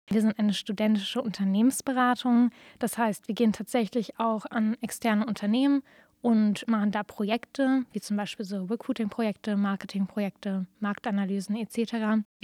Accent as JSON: {"language": "German", "region": "Berlin", "country": "Germany", "lives_now": "Jena, Germany", "said": "Also ich komme eigentlich ursprünglich aus Berlin und dann konnte ich mich nicht so richtig entscheiden, wo ich hin möchte."}